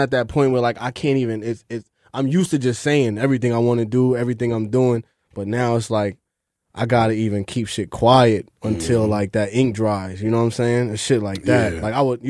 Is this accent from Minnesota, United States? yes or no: no; Long Island, New York, United States; now in Brooklyn, United States; I'm from Long Island, but I be in Brooklyn.